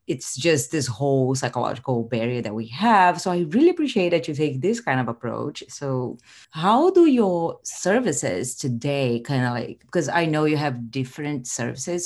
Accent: Rio de Janeiro, Brazil; moved away; I'm originally from Rio de Janeiro, so I'm Brazilian

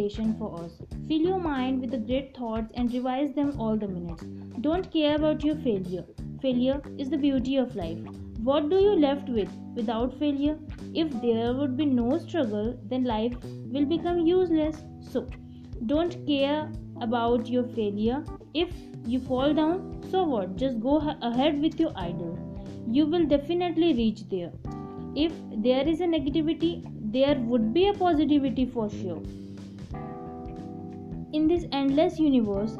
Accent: India; I am from India

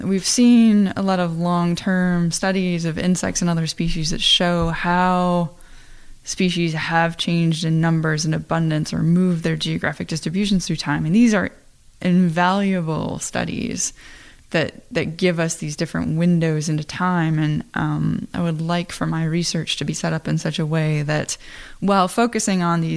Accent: Iowa, United States; I am from Iowa. You know, I have family that farm.

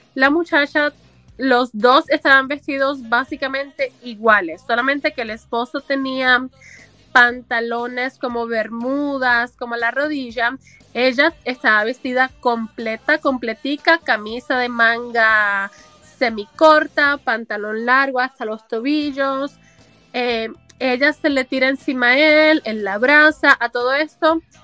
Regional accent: Puerto Rico; moved away as an adult; now in United States; hace 20 años más o menos que yo salí del sistema educativo de Puerto Rico de educación, educación pública

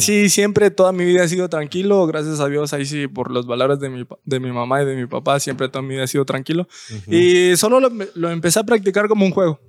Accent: San Benito, Petén, Guatemala; also born or lived in Melchor de Mencos; soy de San Benito, Petén

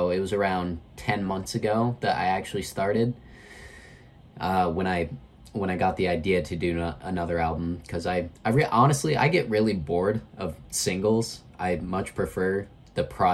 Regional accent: Grantsville, Utah, United States; also born or lived in West Valley City, Utah; now in St. George, United States; I was born in West Valley and moved to Tooele County at a young age

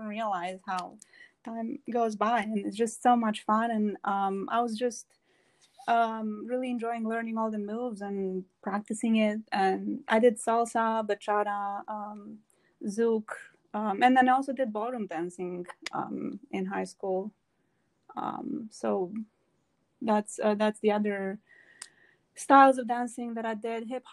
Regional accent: Romania; moved away; I am from Romania, born and raised in Romania.

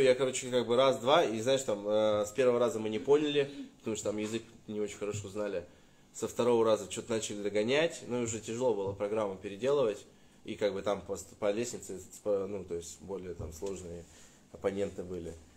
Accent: Russia; я из России

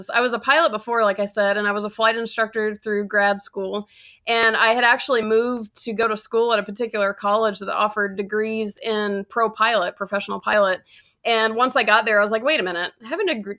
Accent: Georgia, United States; now in Los Angeles, United States; So I currently live in Los Angeles. I'm from Georgia

